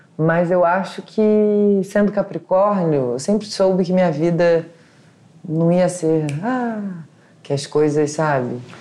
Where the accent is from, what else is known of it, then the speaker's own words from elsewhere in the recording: Rio de Janeiro, Brazil; also born or lived in São Paulo; Eu nasci na Tijuca, estudei na Tijuca, meus pais moram na Tijuca, minha avó mora na minha rua